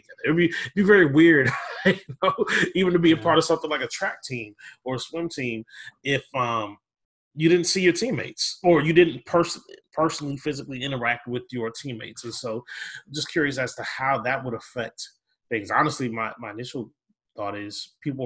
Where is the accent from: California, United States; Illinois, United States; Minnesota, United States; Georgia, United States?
Minnesota, United States; Minneapolis; I grew up in Minneapolis